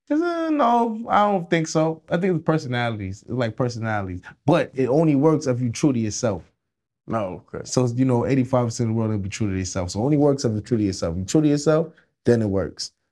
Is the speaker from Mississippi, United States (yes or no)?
no; New York City, New York, United States; Yeah, I'm Jamaican, so we, we we came up wild in Brooklyn.